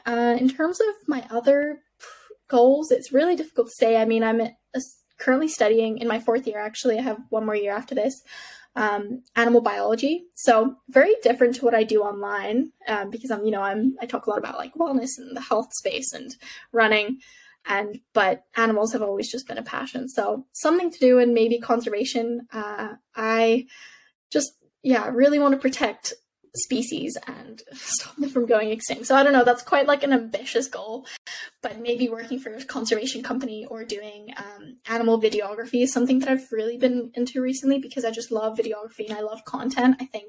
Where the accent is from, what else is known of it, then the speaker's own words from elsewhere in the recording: Canada; also born or lived in Middle East; when I grew up in the Middle East, people ask you, where are you from when you're in the Middle East? And my answer was always, oh, I'm from Canada, because my dad's Canadian.